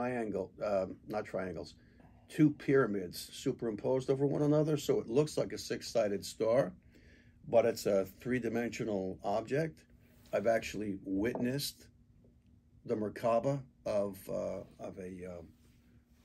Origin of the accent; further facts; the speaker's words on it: United States; I'm a product of being born and raised in the United States